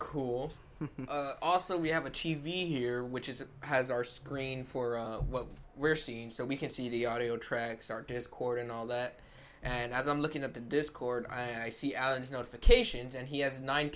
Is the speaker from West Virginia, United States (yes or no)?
no; Los Angeles, California, United States; me and Al, like we said, we're from East